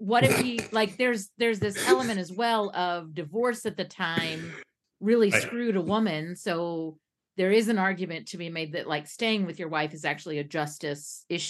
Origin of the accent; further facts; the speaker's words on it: Kentucky, United States; my home state of Kentucky